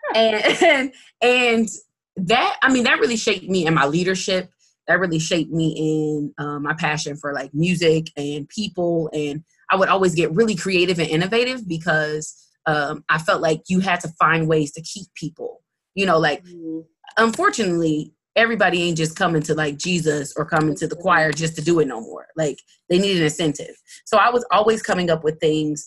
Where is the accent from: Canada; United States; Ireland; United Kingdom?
United States; Muncie, Indiana; growing up in Muncie, you don't see much like arts, period